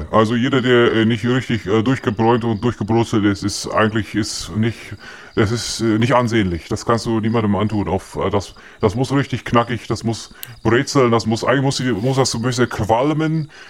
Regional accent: North Germany, Germany; Ich bin äh, ursprünglich bin ich aus dem Norden und äh, ich bin immer sehr blass gewesen in meiner Jugend.

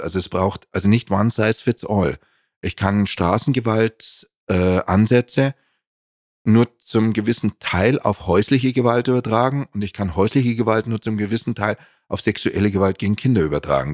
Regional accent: Munich, Bavaria, Germany; bin in München geboren und aufgewachsen

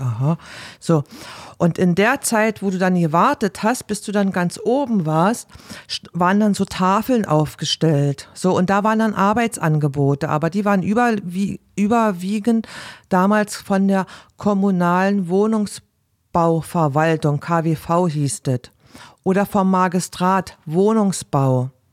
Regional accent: Berlin, Germany; moved away; bei uns in Berlin

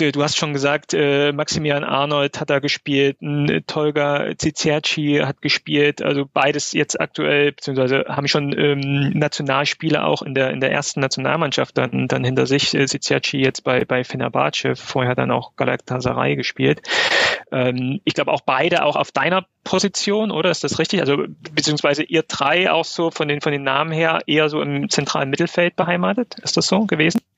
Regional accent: Plauen, Saxony, Germany; ich komme aus, aus Plauen, VfC Plauen

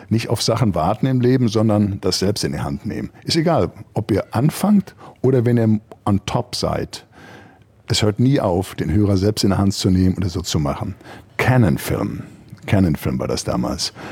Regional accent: Germany; Und da war auch erstmal ich als Deutscher nicht immer der Bösewicht

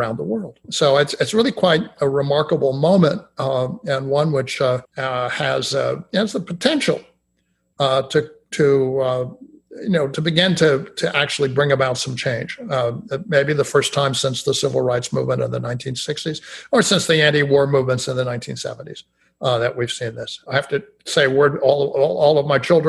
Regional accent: Austin, Texas, United States; my hometown in Austin

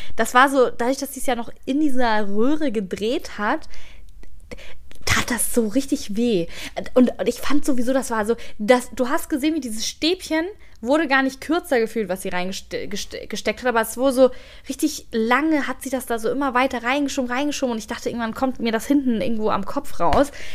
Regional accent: Hamburg, Germany; als Hamburgerin

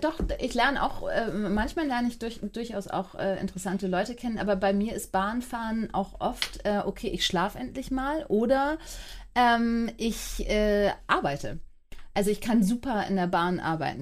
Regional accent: Hamburg, Germany; bin Hamburgerin und bin äh, acht Jahre äh, jede zweite Woche in Frankfurt gewesen

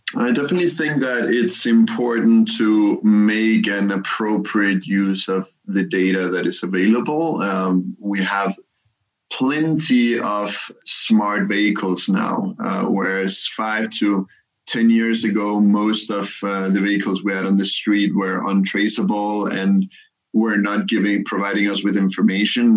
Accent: Copenhagen, Capital Region of Denmark, Denmark; moved away as an adult; also born or lived in Cairo, Egypt / Germany / Singapore; I come from Copenhagen

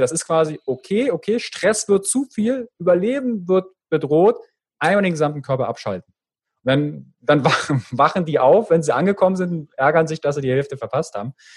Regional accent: Fürstenwalde, Brandenburg, Germany; accent: Berlinerisch; ich komme ja aus der Ecke äh, Fürstenwalde, also da kommt manchmal so ein bisschen das Berlinerische durch

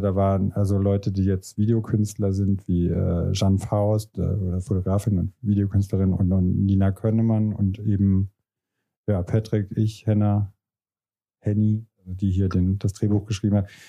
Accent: Diez, Rhineland-Palatinate, Germany; moved away; also born or lived in France; in meiner Heimatstadt Dietz

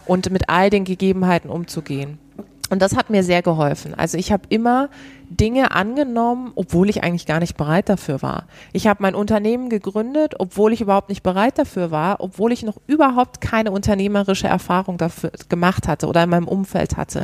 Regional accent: Karlsruhe, Baden-Württemberg, Germany; moved away; ich komme ursprünglich aus Karlsruhe

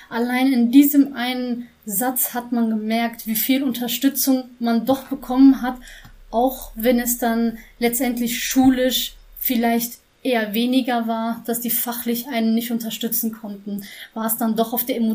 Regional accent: Schwelm, North Rhine-Westphalia, Germany; born there; ich bin in Schwelm geboren, bin ähm

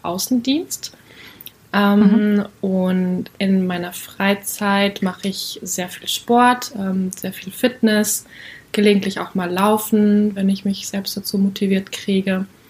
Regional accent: North Rhine-Westphalia, Germany; now in Cologne, Germany; ich komme aus Köln, ähm, nicht gebürtig, aber trotzdem in Nordrhein-Westfalen aufgewachsen

